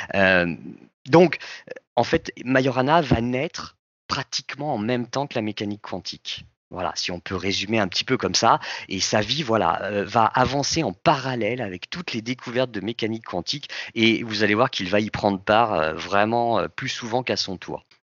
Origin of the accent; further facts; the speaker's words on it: France; Nous, en France